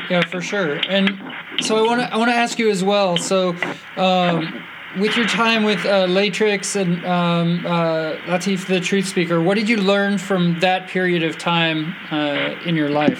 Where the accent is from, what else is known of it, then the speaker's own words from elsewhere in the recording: Napa, California, United States; I'm from Napa